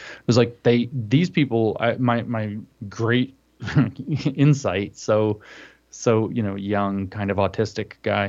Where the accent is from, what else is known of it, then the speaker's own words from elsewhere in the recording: Southeast, United States; Because I grew up in the Southeast, which was like relentlessly, I would even say, you know, it's Protestant supremacist, or was.